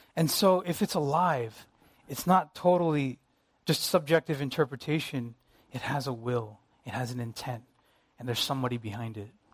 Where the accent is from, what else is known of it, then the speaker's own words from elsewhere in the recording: United States; Me being Asian American